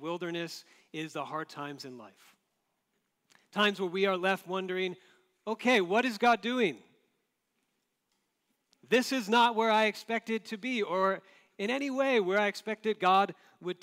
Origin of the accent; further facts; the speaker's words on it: Florida, United States; Growing up in Florida in the East Coast